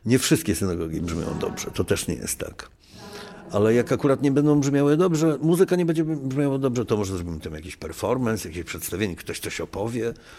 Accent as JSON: {"language": "Polish", "town": "Gdańsk", "region": "Pomeranian Voivodeship", "country": "Poland", "said": "jestem z Pomorza, jestem z Gdańska, więc to jest też jakby taki mój rejon"}